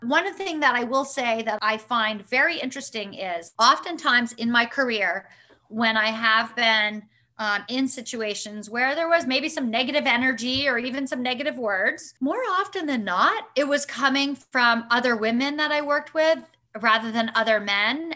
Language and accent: English; Vermont, United States; moved away as an adult; also born or lived in Florida; growing up in Vermont